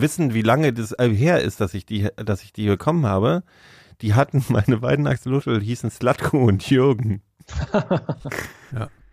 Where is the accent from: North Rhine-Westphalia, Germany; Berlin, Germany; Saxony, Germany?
Berlin, Germany; wir sind halt Berliner